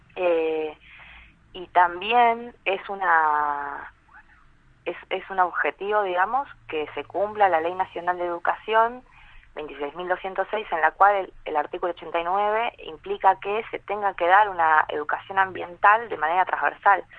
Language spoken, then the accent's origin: Spanish; San Andrés de Giles, Buenos Aires Province, Argentina; Soy de San Andrés de Giles